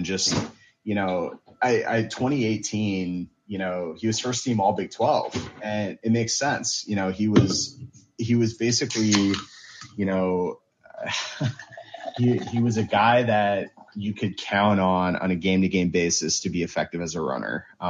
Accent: New York, United States; growing up in New York

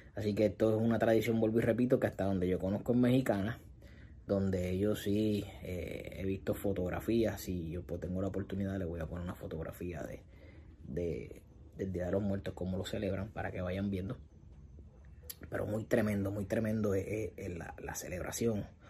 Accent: Puerto Rico; en mi país, en Puerto Rico

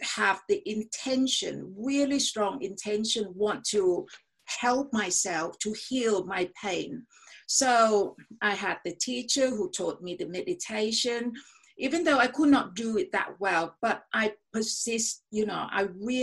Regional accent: Thailand; also born or lived in United States; I was brought up in a country that is really, you know, brainwashed. That was during the Vietnam War. Okay, so went to America for 1 year. It's really an eye-opening experience, you know, to see they protest against the Vietnam War, whereas in Thailand at that time I was, you know, 16-17

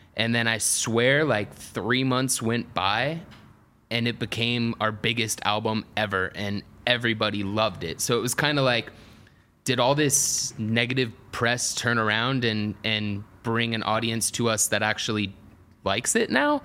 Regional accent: Atlanta, Georgia, United States; I grew up in Atlanta

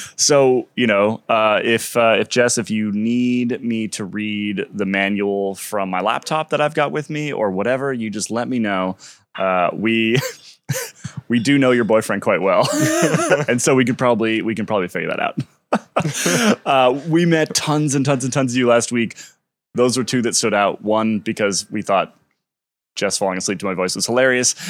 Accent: United States; as an American

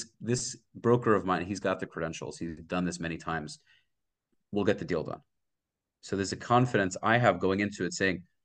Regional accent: Brooklyn, New York, United States; Like I said, I'm originally from Brooklyn. I moved here 5 years ago.

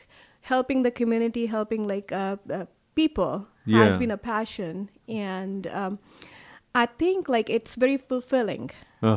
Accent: Karnal, Haryana, India; moved away as an adult; now in Houston, United States; So originally I'm from Haryana. Uh-huh. I was born and raised in Kalpana Chawla's home city, oh, which really? Is Karnal.

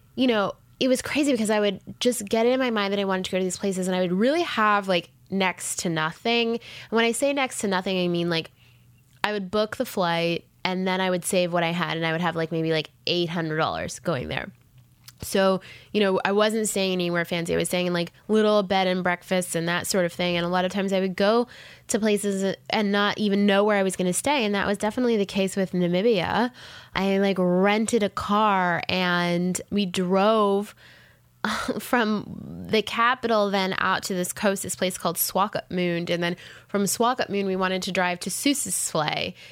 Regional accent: Jamaica; moved away as an adult; also born or lived in Canada / Los Angeles, United States; now in United States; I was born in Canada, but then I was raised um, for many years in Jamaica

